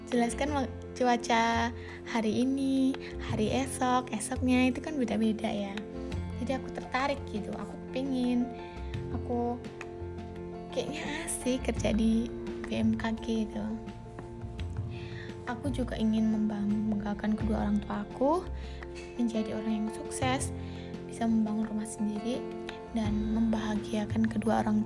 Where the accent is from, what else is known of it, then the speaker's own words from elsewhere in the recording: Central Lampung, Lampung, Indonesia; Asal aku dari Lampung Tengah.